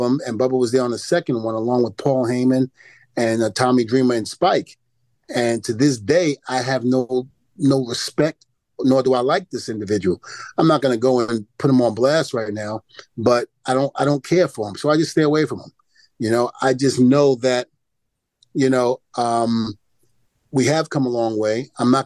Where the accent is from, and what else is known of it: New York City, New York, United States; also born or lived in New Rochelle, New York